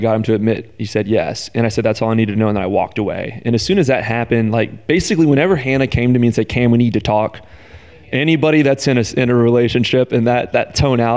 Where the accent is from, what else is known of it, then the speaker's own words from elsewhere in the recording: the South, United States; I'm from the South